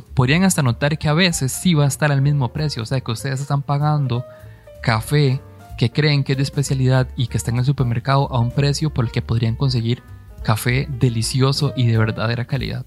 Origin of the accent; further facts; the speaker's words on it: Costa Rica; nosotros, mm, como costarricenses